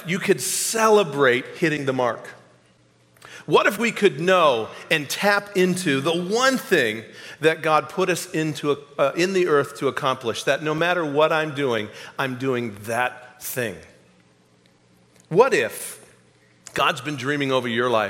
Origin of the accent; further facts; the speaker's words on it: New England, United States; now in Kansas City, United States; I came from New England, born and raised there